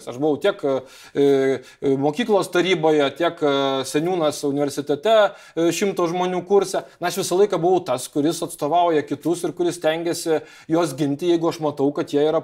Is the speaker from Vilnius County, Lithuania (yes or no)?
no; Kaunas, Kaunas County, Lithuania; Na, aš kaunietis